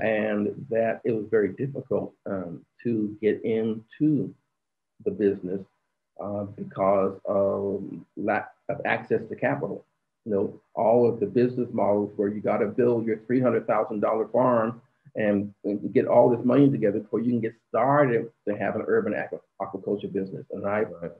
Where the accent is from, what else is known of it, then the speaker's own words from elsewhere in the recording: Phoenix, Arizona, United States; the inner city where I'm from. I was born in Phoenix, Arizona